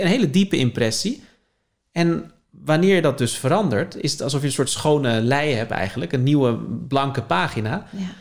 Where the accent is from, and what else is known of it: Leiden, South Holland, Netherlands; born or raised there